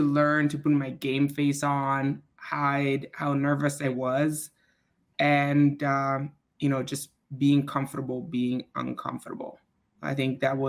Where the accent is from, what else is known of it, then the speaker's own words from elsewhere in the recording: Switzerland; moved away as an adult; also born or lived in Dallas, Texas; now in United States; I grew up in Switzerland, and I did high school in Switzerland. And then I came to the U.S. when I was about 20 on a swimming scholarship